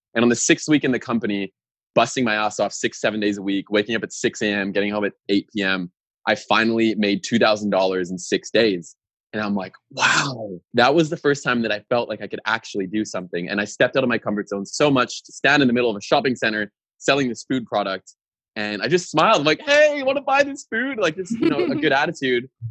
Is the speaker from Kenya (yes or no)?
no; Winnipeg, Manitoba, Canada; moved away as an adult; also born or lived in Australia / Norway; I was raised in Winnipeg, Manitoba